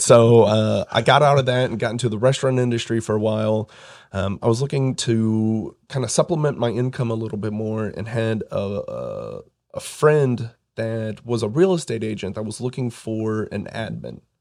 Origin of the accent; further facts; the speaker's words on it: Pittsboro, Indiana, United States; I grew up in Hendricks County, Pittsboro, um, was there for a while before I moved downtown.